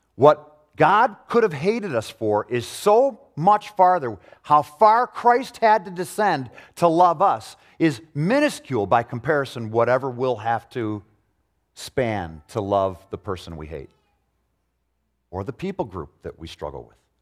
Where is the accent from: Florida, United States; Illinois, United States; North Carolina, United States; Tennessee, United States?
Illinois, United States; Arlington Heights; I grew up in Arlington Heights in a home where I didn't see prejudice, really